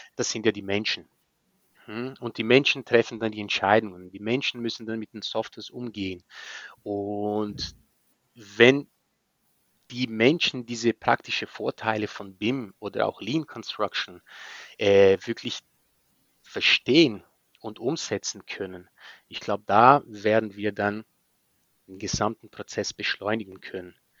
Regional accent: Maringá, Paraná, Brazil; German is a second language; moved away as an adult; also born or lived in Spain; now in Berlin, Germany; Maringa, die, das ist von, von Bundesland Paraná, Süd von Brasilien, äh, gerade unter São Paulo, unter Bundesland São Paulo, da wo ich herkomme

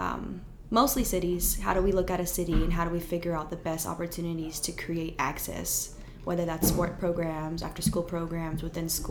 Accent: California, United States; moved away as an adult; now in Texas, United States; growing up in California

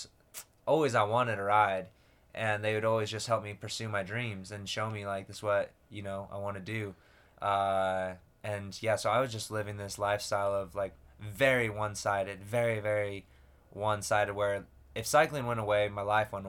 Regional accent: Lehi, Utah, United States; I grew up in Lehi, Utah, typical kind of Mormon boy, raised.

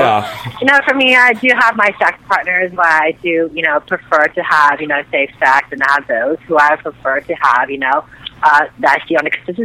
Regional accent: San Francisco, California, United States; I was living in San Francisco, which is my hometown

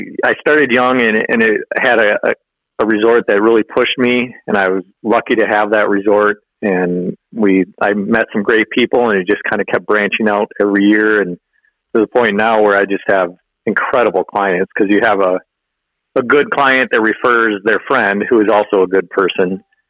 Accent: Illinois, United States; now in Hayward, Wisconsin, United States; We grew up down in Illinois.

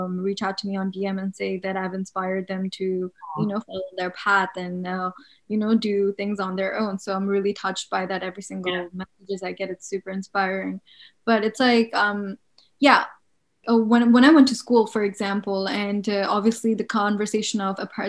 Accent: Bangladesh; I'm from Bangladesh.

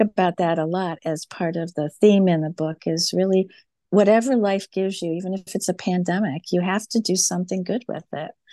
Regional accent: Farmington Hills, Michigan, United States; she and I grew up together in Farmington Hills

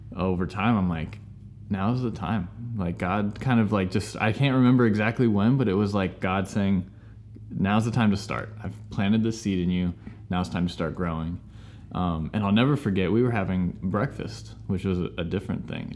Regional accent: California, United States; moved away as an adult; now in Texas, United States; We're from California.

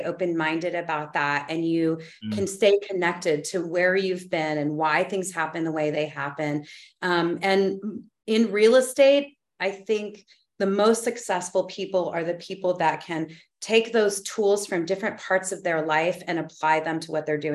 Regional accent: New Mexico, United States; moved away; I'm from New Mexico, which is also really a deep part of, it's my soul place. My family's been there for hundreds of years

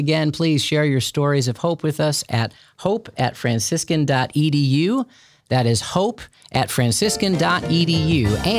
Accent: Chicago, Illinois, United States; I grew up in Chicago.

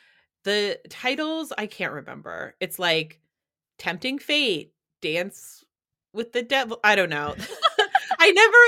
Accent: New Hampshire, United States; grew up in New Hampshire and we never had avocados.

